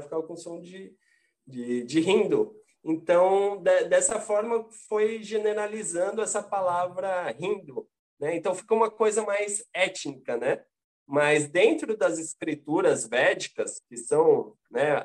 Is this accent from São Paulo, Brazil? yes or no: yes; Santos, São Paulo, Brazil; Santos, que é a minha cidade natal.